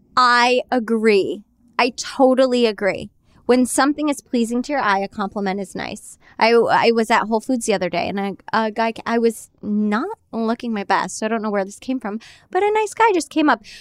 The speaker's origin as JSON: {"language": "English", "region": "New York", "country": "United States", "tie": "born or raised there", "said": "I grew up in New York, Jersey Shore"}